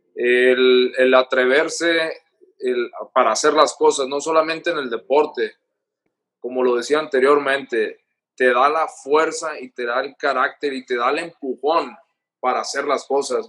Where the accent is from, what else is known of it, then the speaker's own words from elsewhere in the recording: Culiacán, Sinaloa, Mexico; moved away as an adult; also born or lived in Los Angeles; Culiacán, de donde yo soy